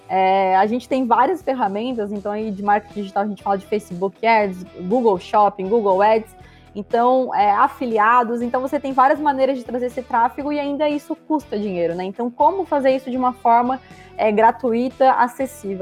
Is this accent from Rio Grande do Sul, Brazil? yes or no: no; Santa Catarina, Brazil; eu sou catarinense, tenho 28 anos